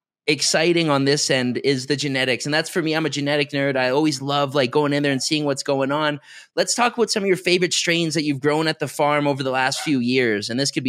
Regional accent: Canada; also born or lived in Colombia; now in Medellin, Colombia; I'm based out of here in Colombia, right? I'm originally Canadian, but living here in Colombia near Medellin.

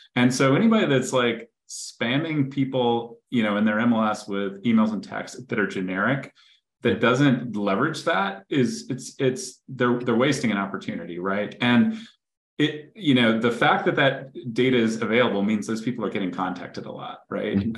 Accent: Greensboro, North Carolina, United States; I grew up in Greensboro, North Carolina

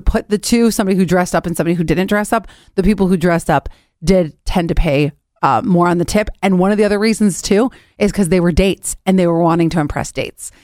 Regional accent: Cleveland, Ohio, United States; growing up in Cleveland

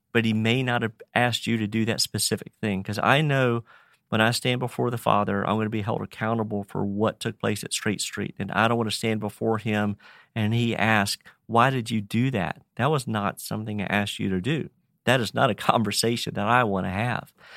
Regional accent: Roanoke, Virginia, United States; Farmer, born and raised in Roanoke, Virginia, I've been here fifty-six years

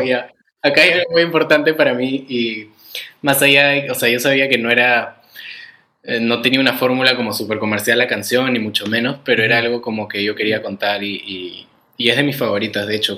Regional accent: Peru; soy peruano

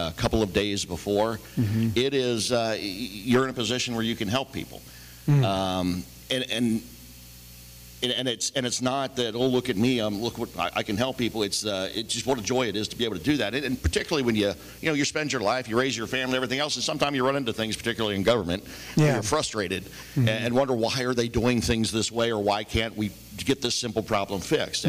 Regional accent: Fort Wright, Kentucky, United States; also born or lived in Latonia; now in Independence, United States; We grew up in Fort Wright, right off the expressway.

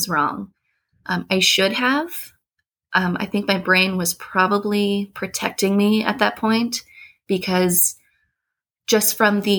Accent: about 40 minutes north of Baltimore, Northern Maryland, United States; We grew up in Northern Maryland, about 40 minutes north of Baltimore.

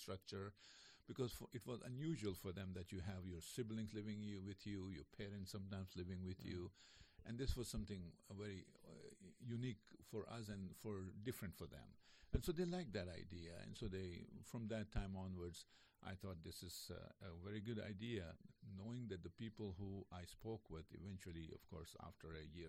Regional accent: India; moved away as an adult; also born or lived in New Jersey; now in North Carolina, United States; Originally from India, yes.

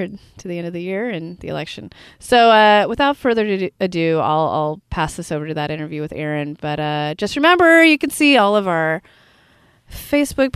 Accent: Bay Area, California, United States; I'm born and raised in the Bay Area

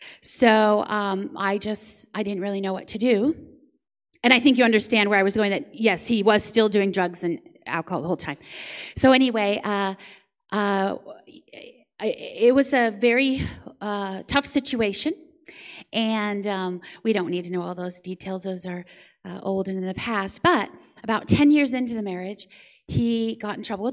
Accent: Florida, United States; now in San Antonio, United States; So as Quentin said, I live in San Antonio now, and I came from Florida.

